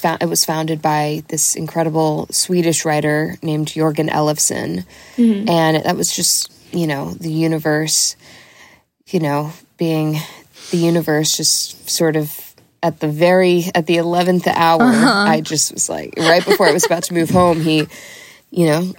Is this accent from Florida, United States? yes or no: yes; Delray Beach, Florida, United States; also born or lived in Miami; I'm from Delray Beach, which is an hour north of there